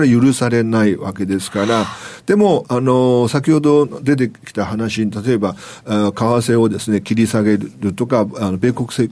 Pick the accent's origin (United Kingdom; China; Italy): China; now in Japan; 僕中国人